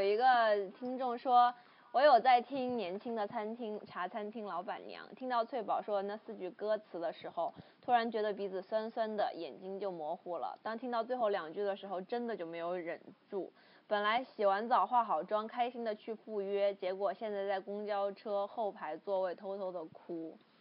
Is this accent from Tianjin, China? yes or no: no; Hubei, China; 因为我小时候在湖北嘛